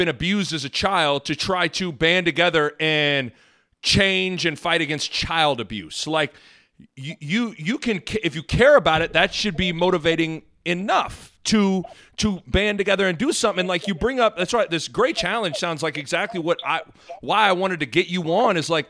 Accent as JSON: {"language": "English", "town": "Lincoln", "region": "Nebraska", "country": "United States", "tie": "born or raised there", "said": "I was in a bubble, not to say I was in a racist bubble, but like growing up in Lincoln, Anthony, it was everybody looked like me. They came from a family like me. Their house was like mine. Their financial situation was like mine."}